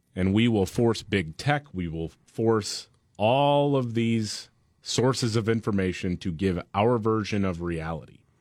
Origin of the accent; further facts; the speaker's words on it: Gulf Coast, United States; as someone who grew up on the Gulf Coast